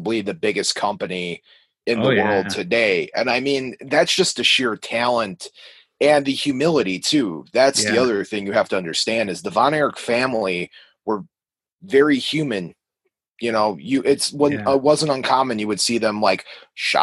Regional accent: United States; I am from America

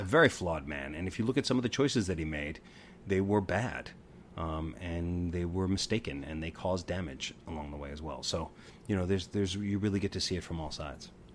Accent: Long Beach, New York, United States; I grew up in Long Beach, Long Island

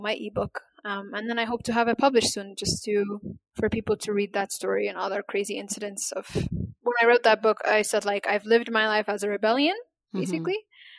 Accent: Ethiopia; first language Amharic; English is a second language; And that means girls or women in my native language, Amharic.

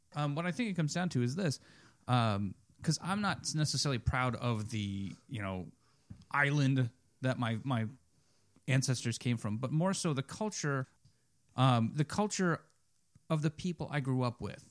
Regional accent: Reading, Pennsylvania, United States; I was born in Reading

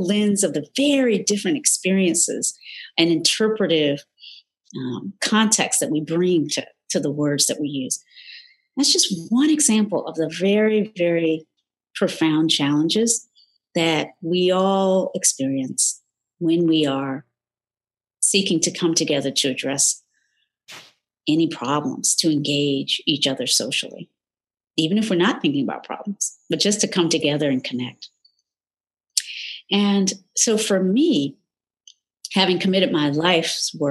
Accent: North Carolina, United States; moved away; Born in the South, North Carolina to be specific, in a still segregated, predominantly, almost exclusively Black community

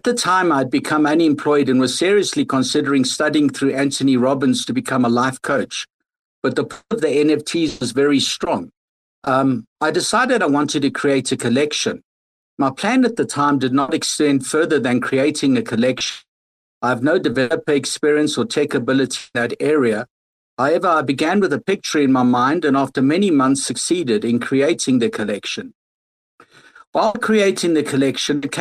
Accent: South Africa; moved away; I'm originally from South Africa

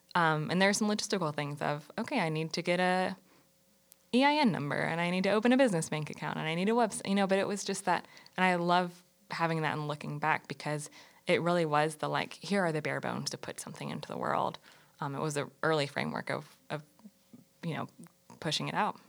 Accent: Greensboro, North Carolina, United States; I'm born and raised in North Carolina, not in Charlotte, but I grew up in Greensboro, right down the road.

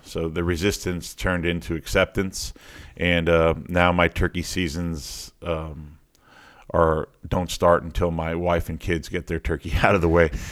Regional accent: Miami, Florida, United States; I was born and raised in Miami, in a little, little part of Miami called Kendall Lakes

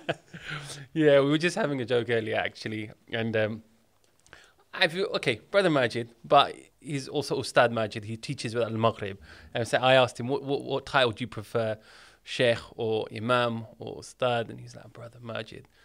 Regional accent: United Kingdom; I was born in the U K.

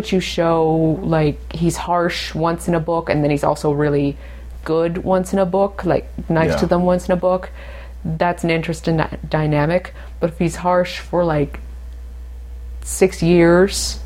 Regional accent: United Kingdom; I'm British

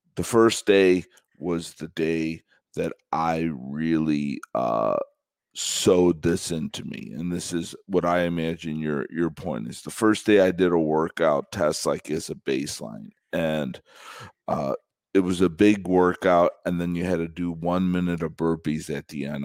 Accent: Chicago, Illinois, United States; I'm from Chicago

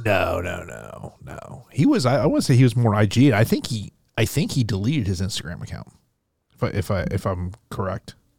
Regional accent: Florida, United States; here in my home state of Florida

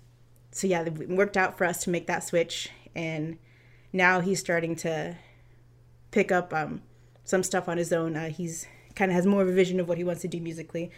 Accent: Florida, United States; moved away as an adult; now in California, United States; I'm from Florida. We met in Florida. Like, I was in high school

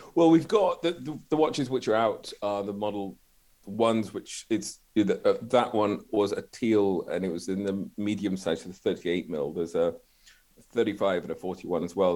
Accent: Glasgow, Scotland, United Kingdom; I'm from Glasgow.

